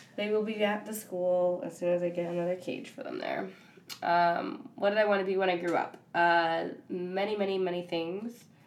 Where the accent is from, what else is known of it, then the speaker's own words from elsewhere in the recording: Ypsilanti, Michigan, United States; I'm also from Michigan, Ypsilanti area